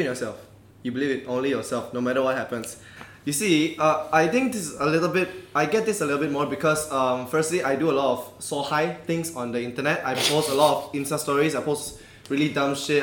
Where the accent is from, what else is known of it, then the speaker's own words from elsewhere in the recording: Malaysia; me being more Malaysian than you guys